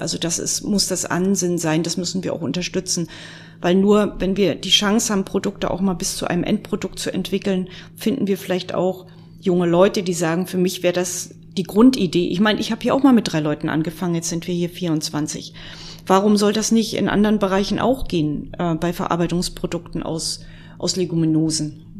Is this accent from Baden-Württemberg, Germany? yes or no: no; Mecklenburg-Vorpommern, Germany; bei uns in Mecklenburg-Vorpommern